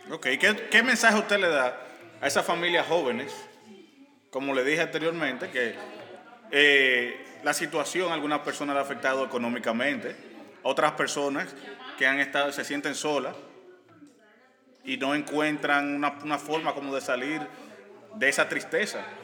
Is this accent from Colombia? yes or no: no; Dominican Republic; Yo soy dominicano.